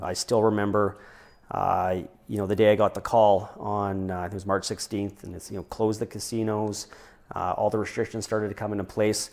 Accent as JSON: {"language": "English", "town": "Regina", "region": "Saskatchewan", "country": "Canada", "tie": "born or raised there", "also_born_or_lived": "British Columbia", "moved": "as an adult", "lives_now": "Prince George, Canada", "said": "born and raised in Regina"}